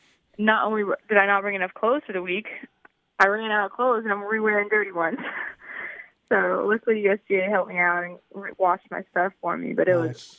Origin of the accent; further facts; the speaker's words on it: Columbia, South Carolina, United States; So I'm from Columbia.